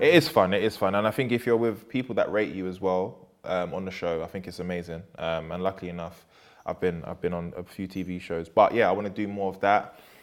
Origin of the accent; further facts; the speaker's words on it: London, United Kingdom; I'm from Peckham